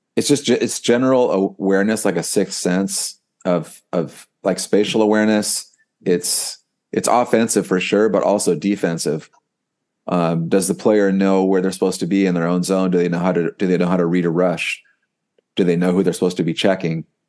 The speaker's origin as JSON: {"language": "English", "country": "United States", "said": "I'm an American"}